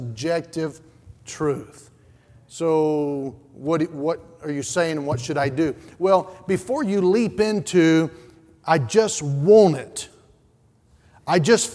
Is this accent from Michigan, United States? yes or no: no; Statesville, North Carolina, United States; where I grew up in Statesville